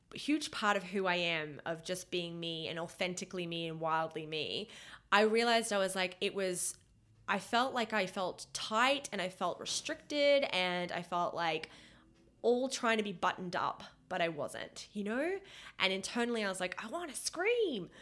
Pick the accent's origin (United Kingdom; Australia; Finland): Australia; moved away as an adult; also born or lived in Canada; I was born in Australia